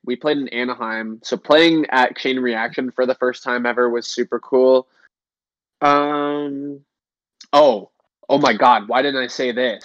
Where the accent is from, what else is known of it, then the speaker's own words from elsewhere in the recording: Canada; in Canada, our gas stations